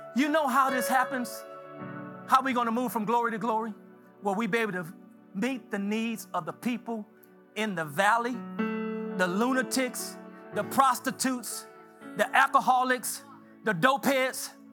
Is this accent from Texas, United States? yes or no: yes; Galveston, Texas, United States; I was born in Galveston.